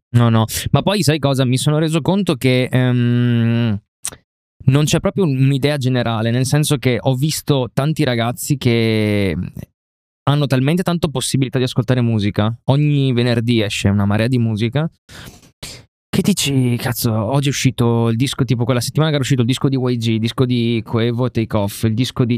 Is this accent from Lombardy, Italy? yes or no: no; Rovigo, Veneto, Italy; vengo da Rovigo